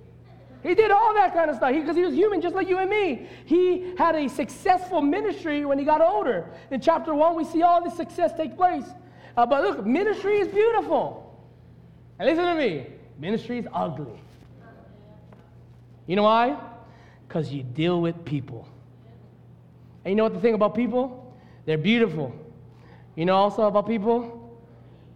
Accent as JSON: {"language": "English", "region": "Hawaii", "country": "United States", "also_born_or_lived": "Las Vegas / Tennessee", "said": "I love being a Hawaiian"}